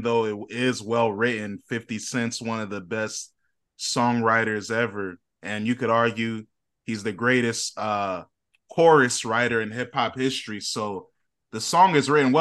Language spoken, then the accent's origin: English; Northern Virginia, United States; I'm from Northern Virginia